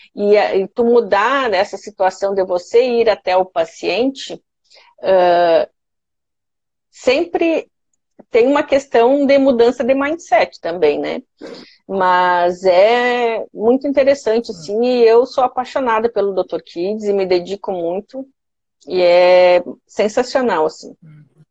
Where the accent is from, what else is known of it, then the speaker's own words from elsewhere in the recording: Santa Maria, Rio Grande do Sul, Brazil; moved away as an adult; now in Florianópolis, Brazil; eu cresci, nasci, fiz tudo lá em Santa Maria